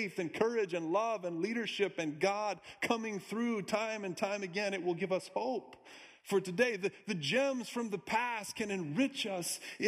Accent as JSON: {"language": "English", "region": "Minnesota", "country": "United States", "also_born_or_lived": "Iowa / Wisconsin", "said": "I'm actually from Minnesota, too. Midwest guy, Iowa, too. Born in Wisconsin."}